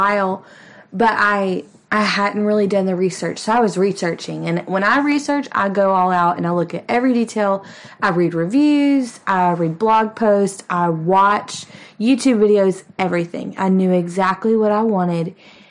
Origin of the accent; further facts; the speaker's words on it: Texas, United States; We are from Texas, but my husband is by no means a cowboy